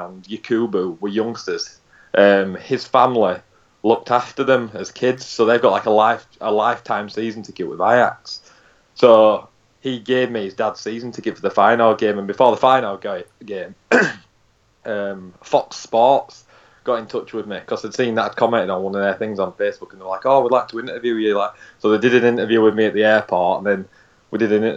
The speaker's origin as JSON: {"language": "English", "town": "Halifax", "region": "Yorkshire and the Humber", "country": "United Kingdom", "tie": "born or raised there", "said": "I'm actually Halifax. I was born and raised in Halifax."}